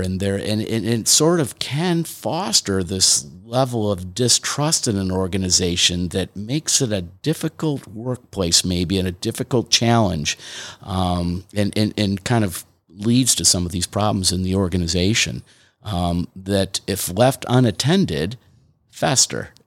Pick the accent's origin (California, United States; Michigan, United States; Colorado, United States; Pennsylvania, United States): Michigan, United States; Detroit; I grew up in Detroit, Michigan